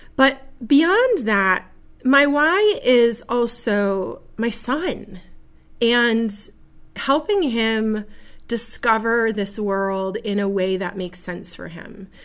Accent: Buffalo, New York, United States; now in Seneca Falls, United States; this beautiful little community here of Seneca Falls, which is not my original home. I was born in Buffalo

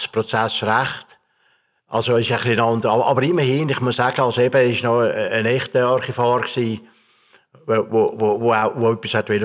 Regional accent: Ossingen, Zurich, Switzerland; Und habe dann in den 80er Jahren Gemeindegeschichte von Ossingen, das ist mein Heimatort, Zürcher Wieland gemacht.

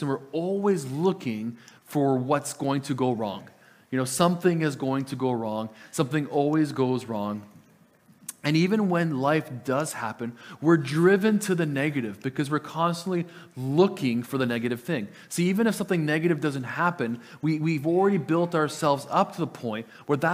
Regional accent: Lower Mainland, British Columbia, Canada; first language Italian; English is a second language; moved away; I am from the Lower Mainland. My family still lives in the Lower Mainland

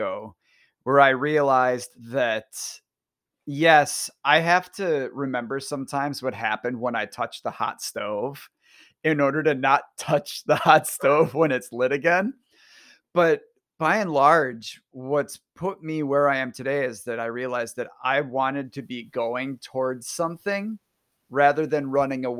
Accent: Northeastern Wisconsin, United States; I grew up in Northeastern Wisconsin

